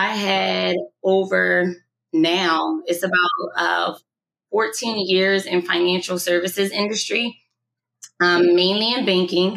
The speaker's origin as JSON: {"language": "English", "town": "Camden", "region": "New Jersey", "country": "United States", "said": "I'm from Camden, New Jersey"}